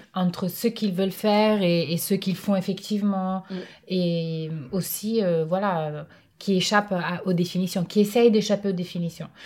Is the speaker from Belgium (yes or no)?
no; a city in northern Italy, Italy; now in France; je suis née j'ai grandi dans un dans une ville du nord de l'Italie